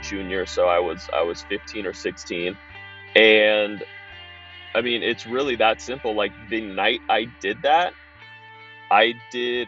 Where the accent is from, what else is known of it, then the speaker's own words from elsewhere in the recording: Pleasanton, California, United States; also born or lived in Los Angeles, California; I was born in Los Angeles. Parents divorced when I was two. Mom remarried to a guy in the Bay Area, Northern California. So I moved to Pleasanton, California when I was five. Went through the public school system there. Raised by a great family